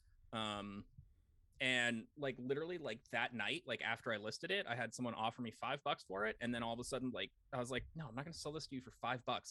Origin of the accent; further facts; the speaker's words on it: St. Louis, Missouri, United States; a kid growing up in St. Louis, going to cards games